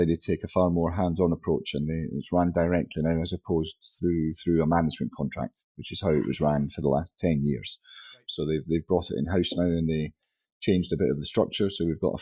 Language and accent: English; St Andrews, Scotland, United Kingdom; also born or lived in England / Wales / Kingsbarns / Edinburgh; Originally, I was born in St Andrews